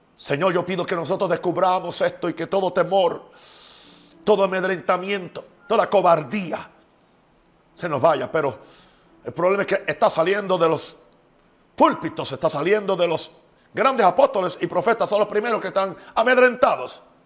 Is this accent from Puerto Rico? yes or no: yes; Puerto Rico; now in United States; yo soy de Estados Unidos, nací en Puerto Rico